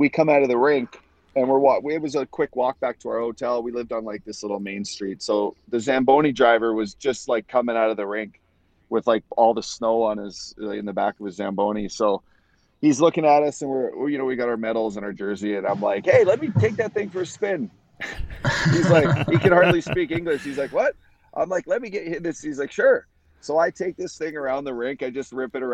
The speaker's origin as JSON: {"language": "English", "country": "Canada", "said": "play for my home country again"}